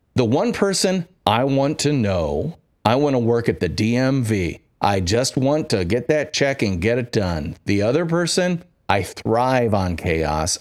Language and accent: English; Midwest, United States; I'm from the Midwest